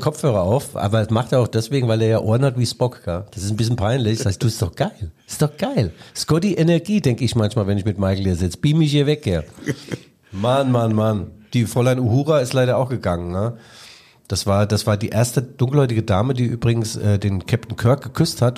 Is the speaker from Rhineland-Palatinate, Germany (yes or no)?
yes; Mainz, Rhineland-Palatinate, Germany; moved away; Mainz, meine alte Heimat